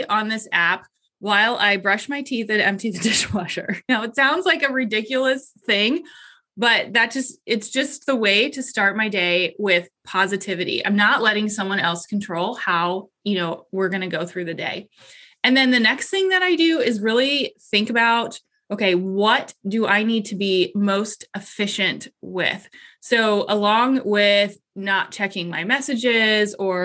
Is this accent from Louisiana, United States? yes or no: no; Columbus, Ohio, United States; I am from Columbus, Ohio.